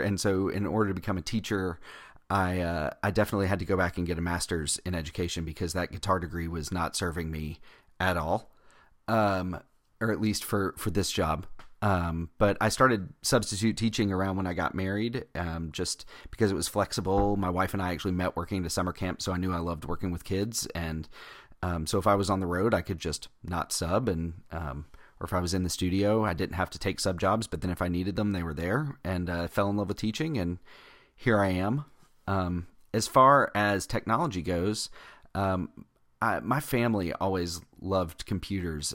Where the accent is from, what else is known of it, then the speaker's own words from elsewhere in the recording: Georgia, United States; I'm from Georgia